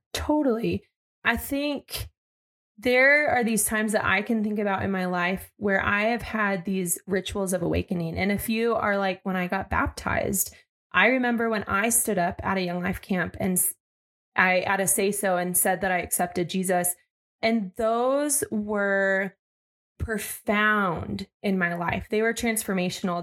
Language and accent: English; Arizona, United States; born or raised there